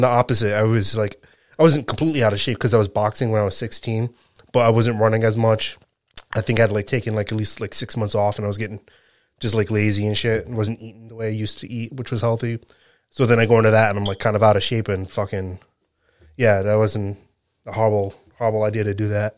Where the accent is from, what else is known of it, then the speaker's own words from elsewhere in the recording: Rhode Island, United States; I'm from Rhode Island